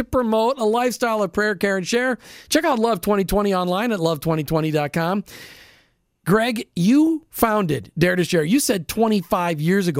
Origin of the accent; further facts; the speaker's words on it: Minnesota, United States; I grew up in Minnesota